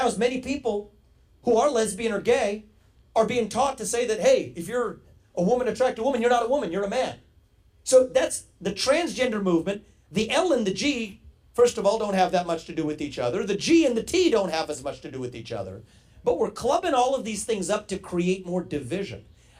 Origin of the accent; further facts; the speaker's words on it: Ohio, United States; I grew up in Ohio in the 1990s